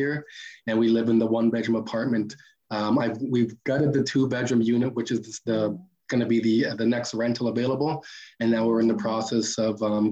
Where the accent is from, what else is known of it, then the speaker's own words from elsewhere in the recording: Toronto, Ontario, Canada; also born or lived in Barrie, Ontario; now in Sioux Lookout, Canada; I grew up in Toronto